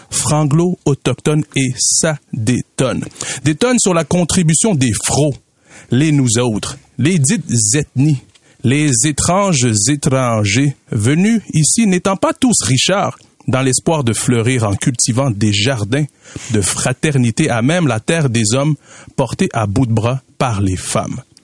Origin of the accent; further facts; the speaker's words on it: Katanga, DR Congo; now in Canada; on vient de, la région euh, du Katanga, on parle Swahili dans cette région du Congo.